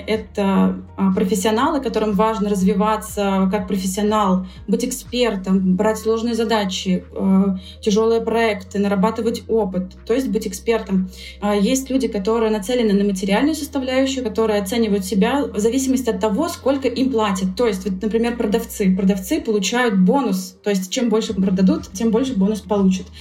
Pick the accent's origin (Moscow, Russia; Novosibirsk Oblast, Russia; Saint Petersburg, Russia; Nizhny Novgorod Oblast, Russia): Saint Petersburg, Russia; я сама из Петербурга